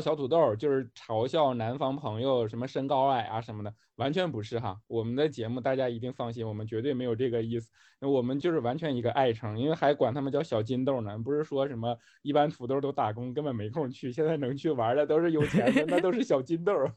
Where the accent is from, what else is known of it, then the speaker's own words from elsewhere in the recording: Northeast China, China; 我们东北孩子